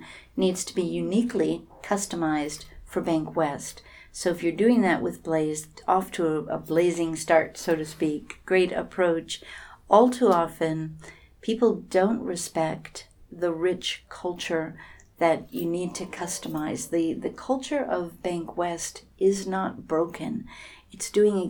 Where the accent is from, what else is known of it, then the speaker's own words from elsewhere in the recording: San Francisco, California, United States; I'm from Silicon Valley, San Francisco